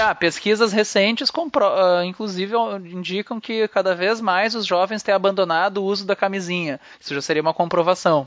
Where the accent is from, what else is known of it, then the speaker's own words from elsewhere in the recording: Brazil; eu sou brasileiro